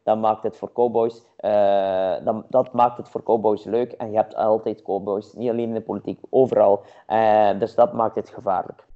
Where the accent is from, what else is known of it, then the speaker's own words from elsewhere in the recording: Roeselare, Flanders, Belgium; ik ben van Roeselaar